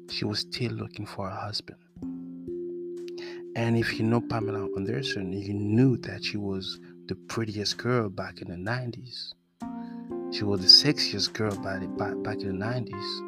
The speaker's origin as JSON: {"language": "English", "country": "France", "accent": "French", "second_language": "English", "said": "I'm sorry about my accent. You know, French guy have an accent too."}